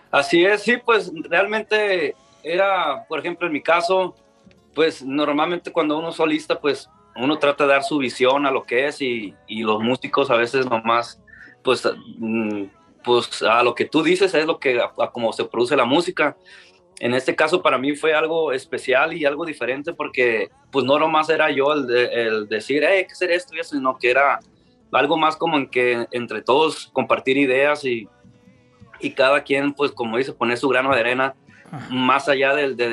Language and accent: Spanish; Ciudad Obregón, Sonora, Mexico; pues como ya saben, pues yo también soy de, yo soy de Obregón